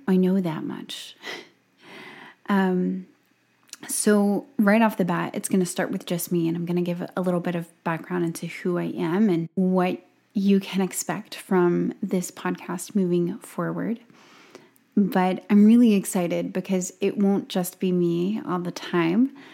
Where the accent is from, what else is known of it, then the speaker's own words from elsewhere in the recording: Gulf Coast of Alabama, United States; born and raised on the Gulf Coast of Alabama